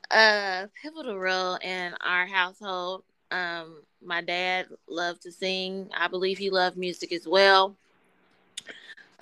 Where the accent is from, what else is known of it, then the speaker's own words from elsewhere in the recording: Wichita, Kansas, United States; also born or lived in Atlanta, Georgia; growing up in Wichita